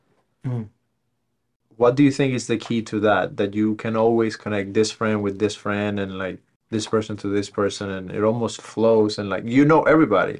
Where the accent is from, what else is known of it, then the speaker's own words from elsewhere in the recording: Cuba; now in Los Angeles, United States; I grew up in Cuba